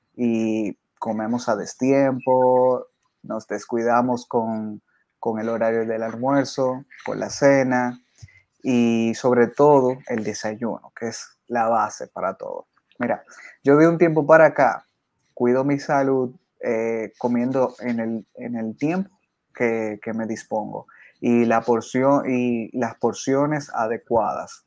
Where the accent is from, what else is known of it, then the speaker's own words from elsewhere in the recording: San Cristóbal, Dominican Republic; yo soy de, República Dominicana, soy de San Cristóbal, que es una provincia que queda al sur del país